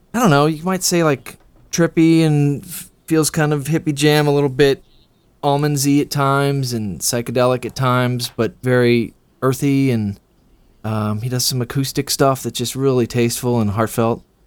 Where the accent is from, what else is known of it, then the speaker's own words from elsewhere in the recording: Bloomington, Illinois, United States; moved away as an adult; also born or lived in New York; now in Chicago, United States; I grew up in Bloomington, Illinois